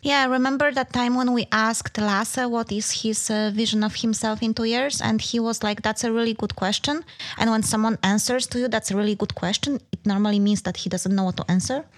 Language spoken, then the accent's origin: English; Denmark; we are from Denmark.